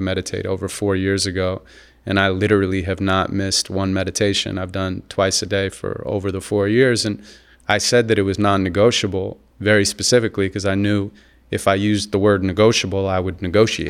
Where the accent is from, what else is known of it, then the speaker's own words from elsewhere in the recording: Santa Monica, California, United States; I grew up in Santa Monica, California